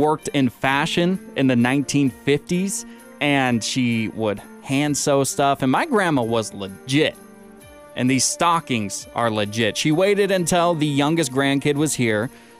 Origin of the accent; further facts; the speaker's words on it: California, United States; I'm from California.